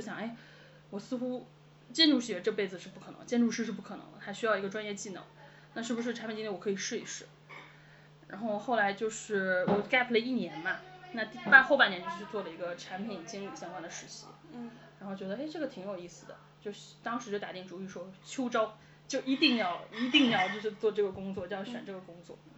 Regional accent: Beijing, China; 我是北京人

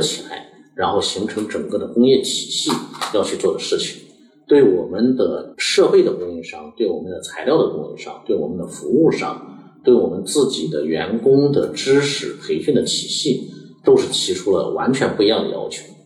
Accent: China; 我们中国人

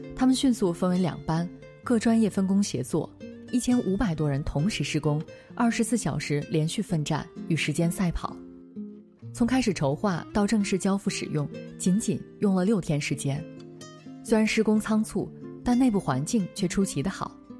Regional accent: China; 身为中国人

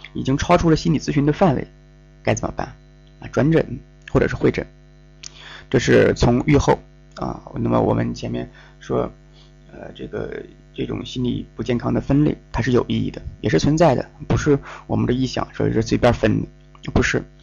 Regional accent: Northeast China, China; accent: Northeastern Mandarin; 我们东北话叫应挺

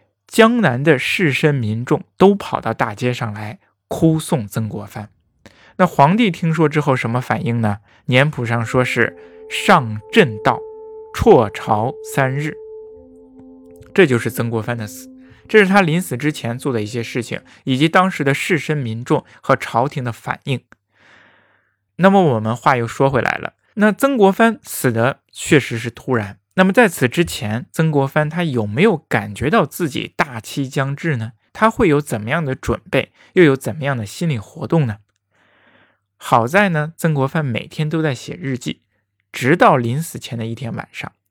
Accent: China; 过去呀，我们中国人对死有不同的叫法。

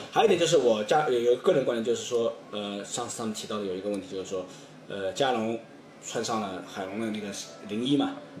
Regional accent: China; 我们我们中国人比较敏感

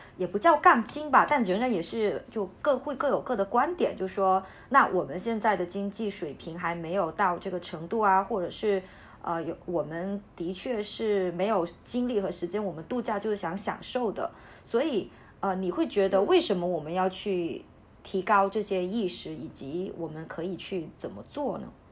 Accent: Hainan, China; 是我家这边，我最近回家，我妈妈她吃的东西，你刚才提到花生嘛，还有这些有机产品嘛，呃，海南这边还是可以满足这种基本的消，需求的，在乡镇

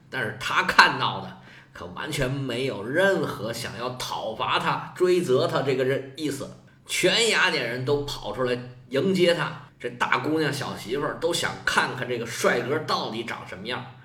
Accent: China; 在我们中国啊

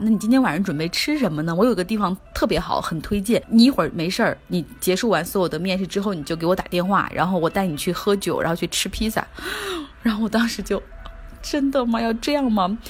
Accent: China; 我们中国人

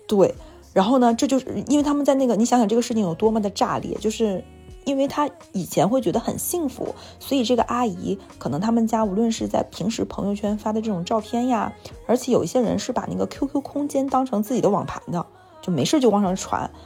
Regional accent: Jilin, China; now in Shanghai, China; 就我在上海和我在吉林

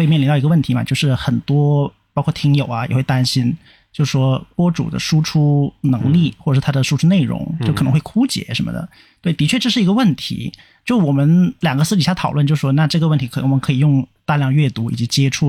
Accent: Nanning, Guangxi, China; moved away; 因为毕竟南宁是我的故乡嘛，那我也离开故乡蛮久了啊。

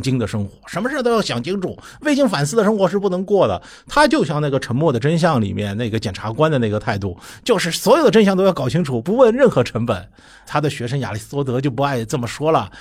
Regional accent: China; 我们中国人比他们更诚实一点

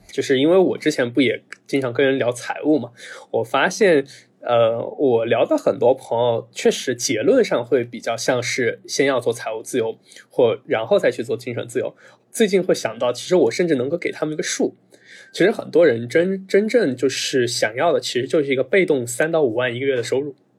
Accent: next to Fenghuang, Hunan, China; moved away; 我介绍我老家的时候，就很复杂，我一般都问朋友们，你知道凤凰不啦？对 ，呃，知道的话我就告诉你在隔房，隔壁

